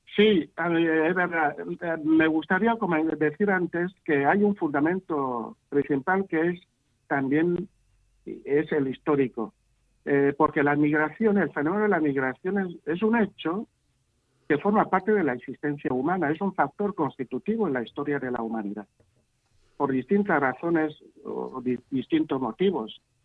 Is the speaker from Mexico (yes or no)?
no; Litoral, Equatorial Guinea; moved away as an adult; now in Murcia, Spain; Yo nací en un pequeño pueblo, lo que se llama aquí aldea, de Guinea, que se llama Bishovinam, en, la parte continental del país, en el litoral.